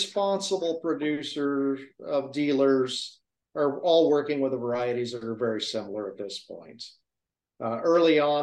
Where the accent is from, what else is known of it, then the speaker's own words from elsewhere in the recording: Oregon, United States; I'm from Oregon.